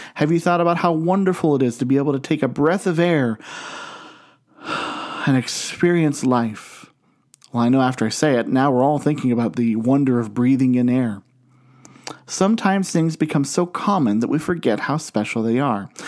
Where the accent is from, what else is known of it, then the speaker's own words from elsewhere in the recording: Canton, Ohio, United States; I grew up in Canton, Ohio